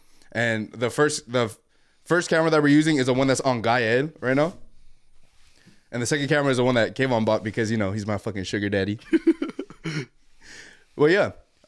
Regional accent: Tecoman, Colima, Mexico; No, I'm from Tecoman, bro. Soy de Tecoman, bro. Soy de Colima.

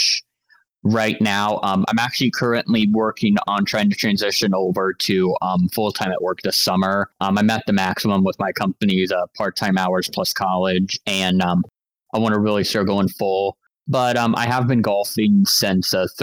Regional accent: Omaha, Nebraska, United States; I'm actually from Omaha, Nebraska.

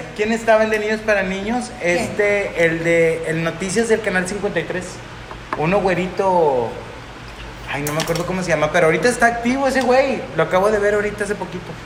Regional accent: Monterrey, Nuevo León, Mexico; Soy de Monterrey, Nuevo León

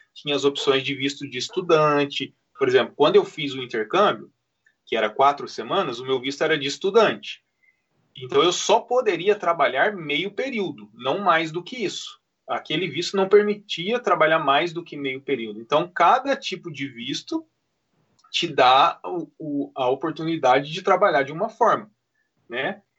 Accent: Poços de Caldas, Minas Gerais, Brazil; moved away as an adult; now in New Zealand; eu, por exemplo, vivi a vida toda em Poços de Caldas. Então, mineiro

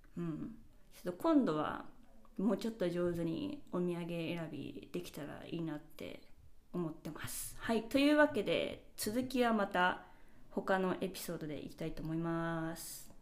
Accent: Japan; now in Spain; うちの実家のキッチンガスコンロなので

